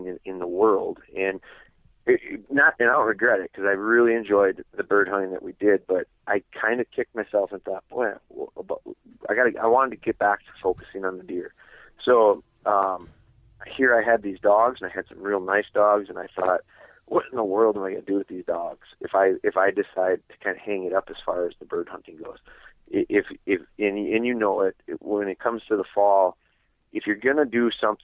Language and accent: English; Wisconsin, United States; I'm from Wisconsin